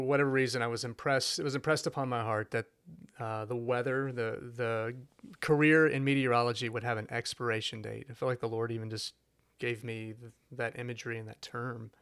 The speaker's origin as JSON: {"language": "English", "town": "Fort Worth", "region": "Texas", "country": "United States", "also_born_or_lived": "Shreveport, Louisiana", "moved": "as an adult", "said": "I'm from Fort Worth, so this is home"}